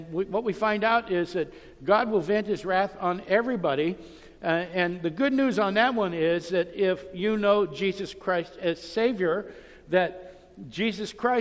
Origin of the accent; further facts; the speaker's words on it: Youngstown, Ohio, United States; I grew up in Youngstown, Ohio